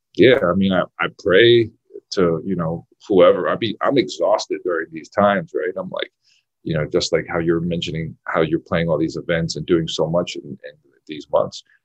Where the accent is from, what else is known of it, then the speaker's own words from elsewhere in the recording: New York City, New York, United States; I, I, grew up in Brooklyn, New York